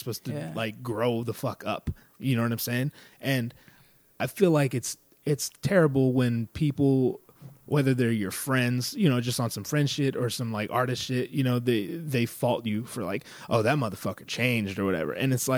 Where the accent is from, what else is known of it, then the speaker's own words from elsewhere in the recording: California, United States; So like I grew up in Northern California in like the sticks.